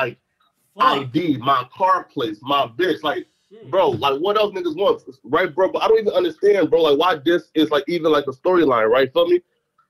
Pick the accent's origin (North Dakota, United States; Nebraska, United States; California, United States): North Dakota, United States; Fargo; also born or lived in Liberia / Philadelphia; I'm from Fargo, right? So look, when I left, like, here, so when we left, like, Liberia, I moved to Fargo, right? I spent the majority of my life in Fargo.